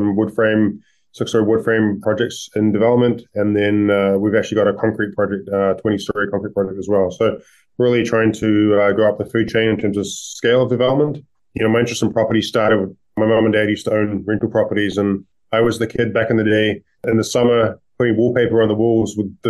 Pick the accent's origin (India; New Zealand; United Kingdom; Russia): New Zealand; moved away as an adult; also born or lived in Metro Vancouver, Canada; now in Vancouver, Canada; I'm originally from New Zealand, which is why I talk funny. I've been in Canada almost 20 years